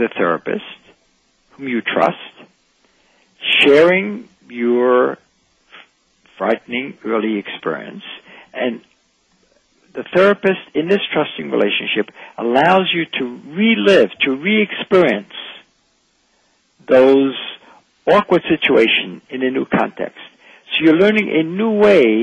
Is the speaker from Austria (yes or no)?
yes; Vienna, Austria; I'm from Vienna